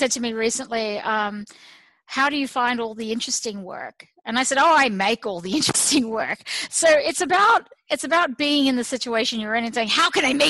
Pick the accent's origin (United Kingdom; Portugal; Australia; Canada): Australia; now in United States; to live as an Australian in America